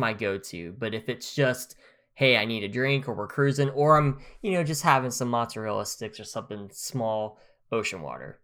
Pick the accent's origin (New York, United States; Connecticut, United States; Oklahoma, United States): Oklahoma, United States; Grove; moved away; I could live in my hometown, in Grove